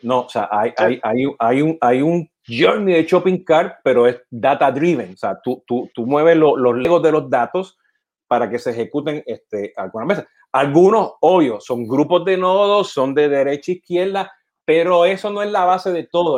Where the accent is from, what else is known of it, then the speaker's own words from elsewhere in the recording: Puerto Rico; siendo puertorriqueño